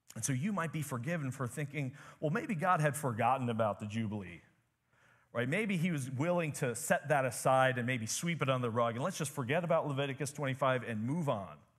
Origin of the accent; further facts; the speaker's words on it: United States; growing up in America, living a normal life in America